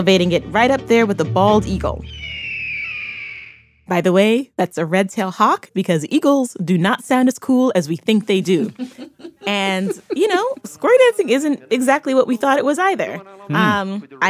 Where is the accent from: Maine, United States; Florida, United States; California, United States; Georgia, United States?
Florida, United States; Miami; born or raised there